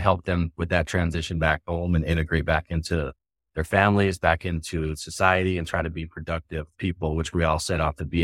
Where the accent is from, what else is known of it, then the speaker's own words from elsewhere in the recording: Spirit Lake Nation Reservation, North Dakota, United States; I was born and raised on the Spirit Lake Nation Reservation